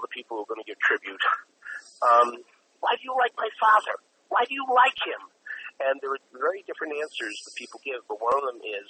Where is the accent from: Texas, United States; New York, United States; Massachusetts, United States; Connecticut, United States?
Massachusetts, United States; I'm from Massachusetts